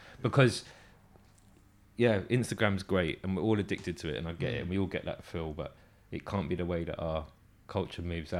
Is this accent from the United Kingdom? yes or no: yes; England, United Kingdom; I think there's something in us as English people and the way that we're not American